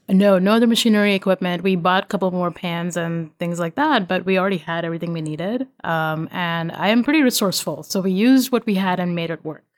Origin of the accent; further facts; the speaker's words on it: India; moved away as an adult; now in Virginia, United States; I'm Indian